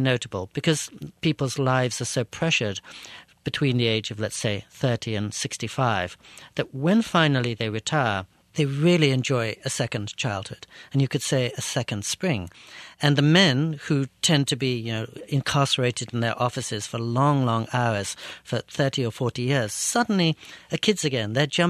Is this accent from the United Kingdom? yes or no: yes; England, United Kingdom; also born or lived in United States; now in Japan; growing up in England and the US, I learned to speak, but I really wanted to listen.